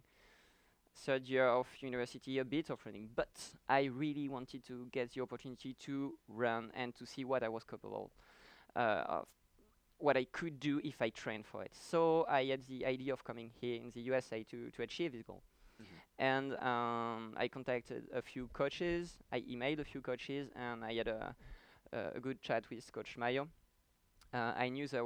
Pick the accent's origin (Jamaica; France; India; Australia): France; moved away as an adult; now in United States; I come from France